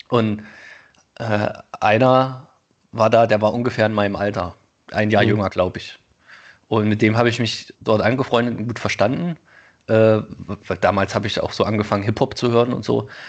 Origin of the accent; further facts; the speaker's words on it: Thuringia, Germany; ich komme aus Thüringen, ja, okay, das ist im Osten